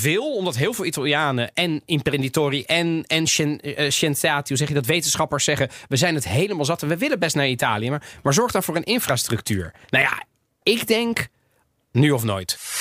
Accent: Netherlands; now in Italy; wij zijn als Nederlanders

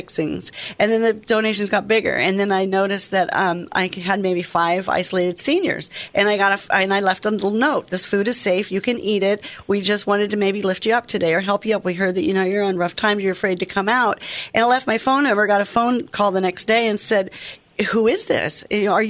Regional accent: Oregon, United States; the way I was brought up in Oregon

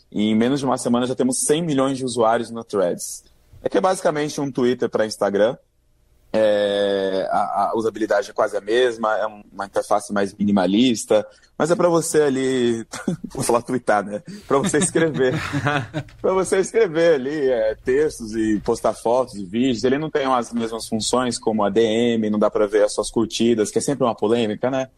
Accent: interior of São Paulo, Brazil; now in Rio de Janeiro, Brazil; Eu vim do interior de São Paulo

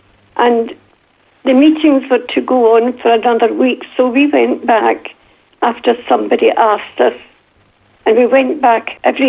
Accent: Glasgow, Scotland, United Kingdom; And when I went back to school in Glasgow, my accent was so bad that the other children would laugh at me.

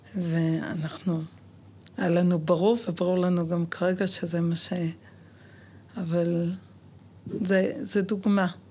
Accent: Jerusalem, Jerusalem District, Israel; now in Lod, Israel; בוגרת גאה של התיכון על יד האוניברסיטה בירושלים

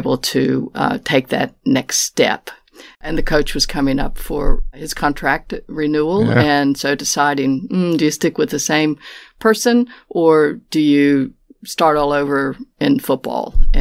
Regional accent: Appalachian Mountains of West Virginia, United States; moved away as an adult; now in Melbourne, Australia; I'm from the Appalachian Mountains of West Virginia, is where I was born

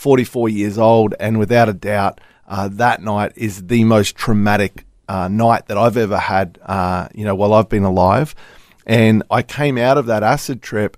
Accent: Melbourne, Victoria, Australia; now in Gold Coast, Australia; I was born in Melbourne

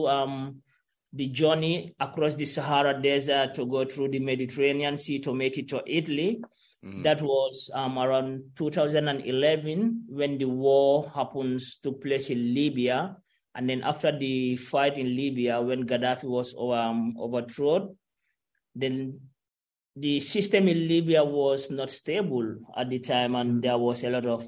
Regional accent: Gambia; moved away as an adult; I lived in Gambia and I went to school. I went to high school

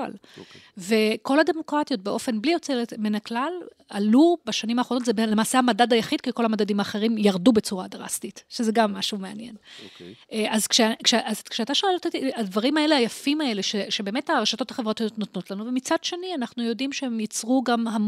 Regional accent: Holon, Tel Aviv District, Israel; אז אני נולדתי בתל אביב, חולון בעצם, בחולון. הוריי הגיעו מלבנון וסוריה. אה, וגדלתי אה, בחולון של שנות ה-70 וה-80, חגגתי לא מזמן 50 אפילו

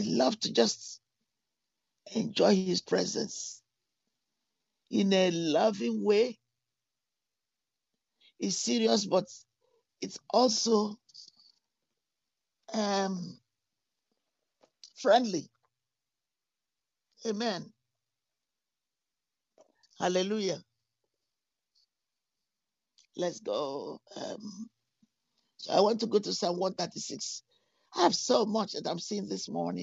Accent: London, United Kingdom; moved away; also born or lived in Texas; I grew up in London

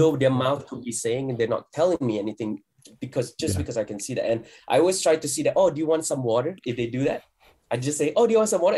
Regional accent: Malaysia; fellow Malaysian

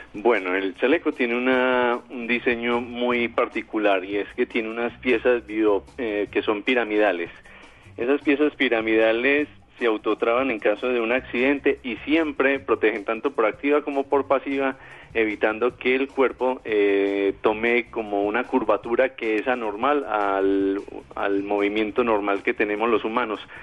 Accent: Colombia

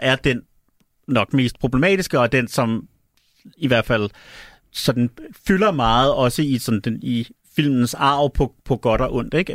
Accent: Denmark; accent: Danish; also born or lived in Chicago, United States

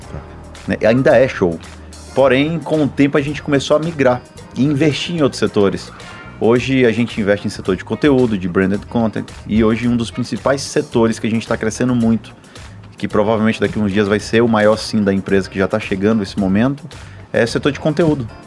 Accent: Fortaleza, Ceará, Brazil; Sou de Sobral, não, sou de Fortaleza, cara.

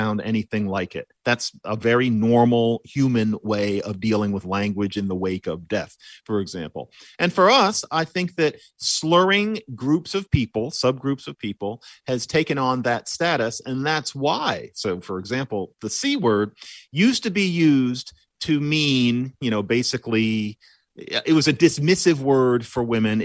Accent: Philadelphia, Pennsylvania, United States; born or raised there

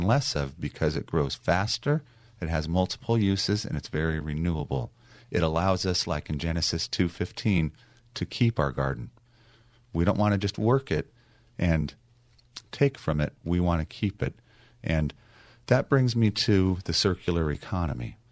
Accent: Long Beach, California, United States; my hometown of Long Beach

